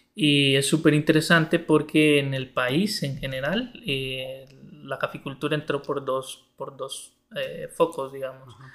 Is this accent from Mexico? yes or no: no; Mercedes, Ocotepeque, Honduras; moved away; also born or lived in Santa Rosa de Copán; yo soy originario de Mercedes Ocotepeque, una comunidad del occidente de Honduras.